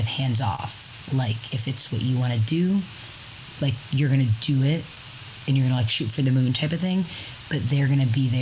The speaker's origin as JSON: {"language": "English", "town": "Syracuse", "region": "New York", "country": "United States", "said": "I am from Syracuse, New York"}